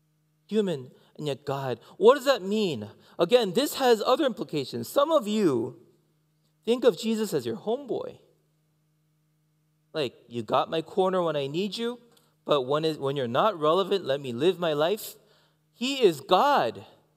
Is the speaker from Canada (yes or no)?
yes; Canada; I am a Canadian. I'm also Korean. And inside, I'm American. I don't know, actually. I forgot where home is, actually.